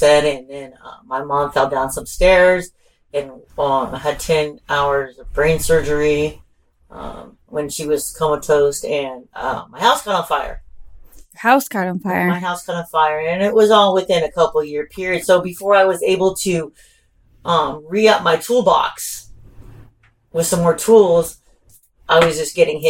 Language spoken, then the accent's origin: English; Ventura, California, United States; also born or lived in Oxnard, California; I'm from Ventura and Oxnard